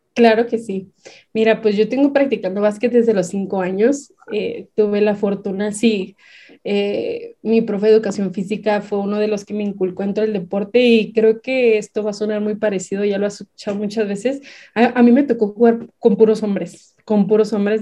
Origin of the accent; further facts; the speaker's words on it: Baja California, Mexico; moved away as an adult; now in Chihuahua, Mexico; yo no soy de aquí, yo soy originaria de Baja California.